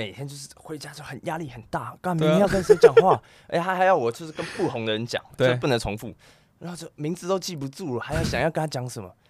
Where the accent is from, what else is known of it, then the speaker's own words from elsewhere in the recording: Canada; 我在加拿大长大的